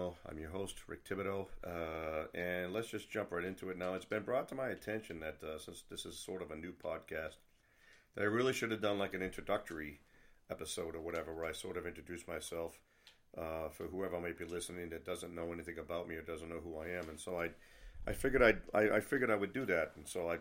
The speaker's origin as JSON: {"language": "English", "town": "Nashua", "region": "New Hampshire", "country": "United States", "tie": "born or raised there", "also_born_or_lived": "Italy / South Carolina / Korea", "moved": "as an adult", "said": "that's where I grew up. That's where I was born. That's where I was raised."}